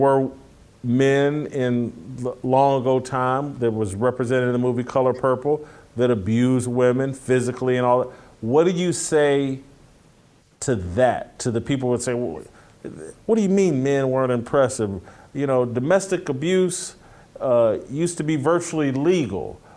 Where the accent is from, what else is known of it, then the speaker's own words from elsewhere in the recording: Indianapolis, Indiana, United States; I'm from Indianapolis